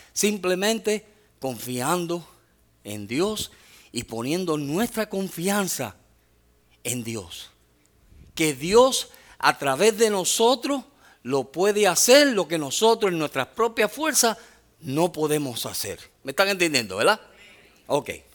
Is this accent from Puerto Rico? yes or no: yes; Puerto Rico; soy boricua